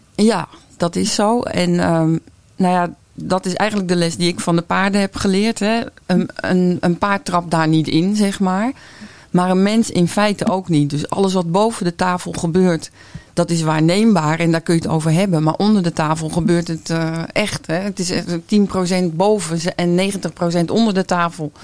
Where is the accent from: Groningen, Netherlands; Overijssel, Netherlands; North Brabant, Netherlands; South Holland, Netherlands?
South Holland, Netherlands; Noordwijk; Ik kom uit Noordwijk en ik ben paardencoach